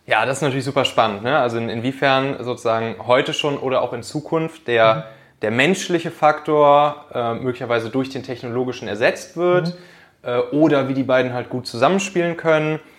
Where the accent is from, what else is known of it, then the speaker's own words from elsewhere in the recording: Rhineland, Germany; now in Hamburg, Germany; wenn ich in der Heimat, also im Rheinland